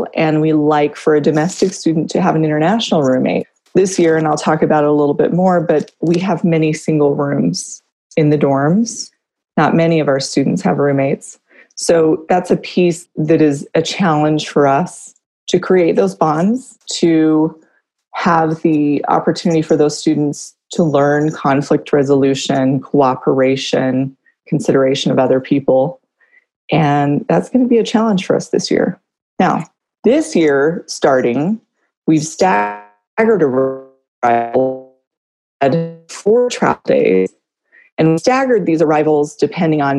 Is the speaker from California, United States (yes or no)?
yes; California, United States; moved away as an adult; I'm from California. I've been here for, 18 years